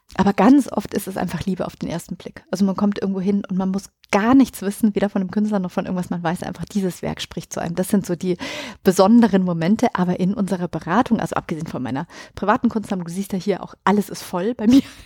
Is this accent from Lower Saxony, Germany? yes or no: no; Munich, Bavaria, Germany